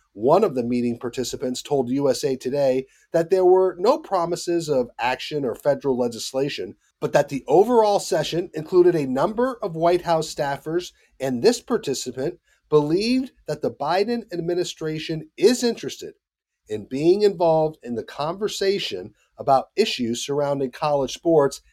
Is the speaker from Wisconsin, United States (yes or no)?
no; Charlotte, North Carolina, United States; right here in my hometown of Charlotte, North Carolina